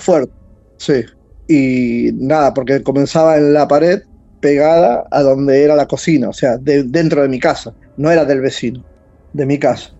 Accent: San Fernando, Buenos Aires Province, Argentina; De Buenos Aires, San Fernando

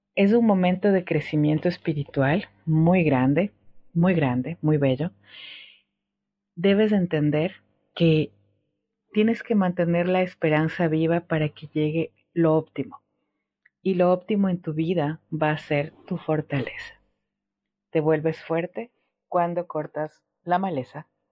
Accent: Ecuador; moved away as an adult; now in Argentina; yo salí de Ecuador y estoy ahora en, Argentina

